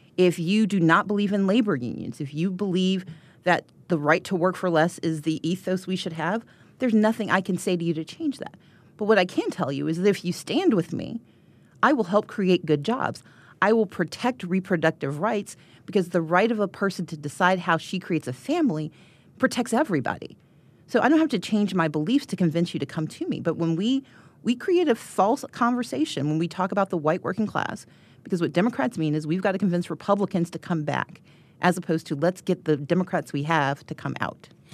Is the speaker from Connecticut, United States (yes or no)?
no; Georgia, United States; I'm from Georgia